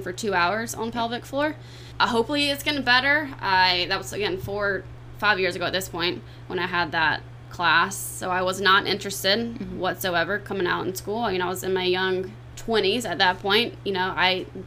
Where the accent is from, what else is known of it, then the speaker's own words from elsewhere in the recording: South Carolina, United States; moved away as an adult; also born or lived in Florida; now in Clearwater, United States; I'm not from Florida, so I'm from South Carolina